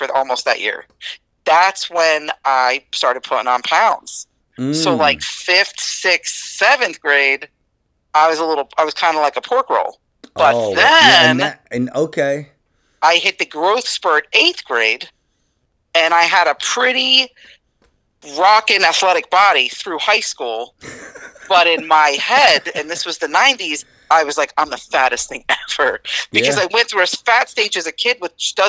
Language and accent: English; East Newark, New Jersey, United States; I grew up in East Newark, New Jersey, and it was eat or be eaten.